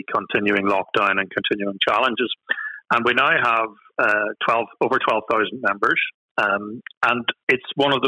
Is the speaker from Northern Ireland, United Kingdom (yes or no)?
yes; Northern Ireland, United Kingdom; accent: Northern Irish; I'm based, as you can possibly tell from my accent, I'm in Northern Ireland